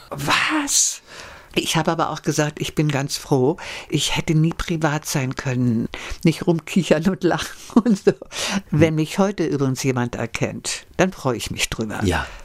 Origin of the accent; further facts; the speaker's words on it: Belgium; ja, ich bin Belgier.